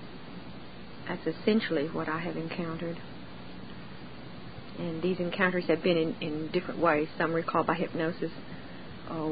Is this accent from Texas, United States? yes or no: yes; Central Texas, United States; I was born and raised in Central Texas. I'm a 6th-generation Texan.